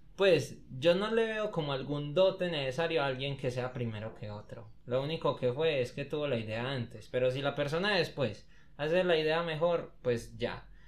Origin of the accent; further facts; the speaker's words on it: Copacabana, Antioquia, Colombia; yo soy de Copa